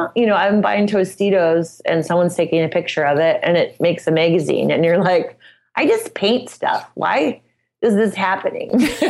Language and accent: English; Midwest, United States